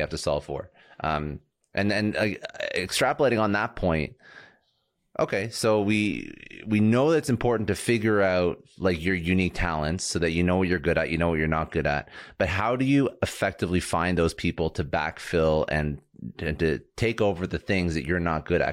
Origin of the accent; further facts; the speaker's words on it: Toronto, Ontario, Canada; moved away; I'm, I'm originally from Toronto